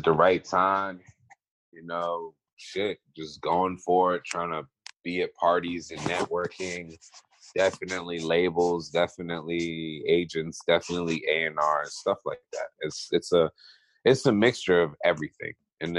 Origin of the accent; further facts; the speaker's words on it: East Coast, United States; Cause I'm from the East Coast.